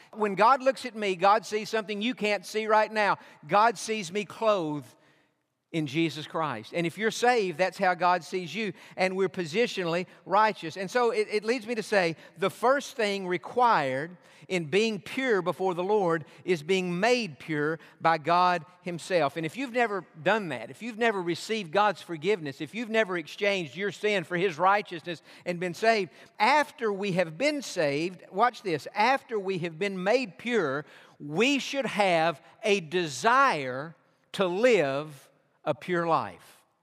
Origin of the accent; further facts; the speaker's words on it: Georgia, United States; now in Texas, United States; I was born in Georgia